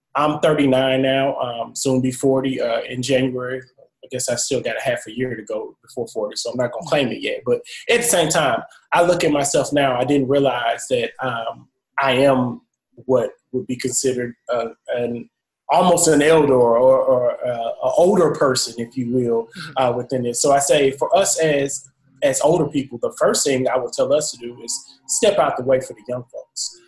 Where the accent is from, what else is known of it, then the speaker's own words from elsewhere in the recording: Champaign, Illinois, United States; also born or lived in Jackson, Mississippi; I'm originally from Champaign, Illinois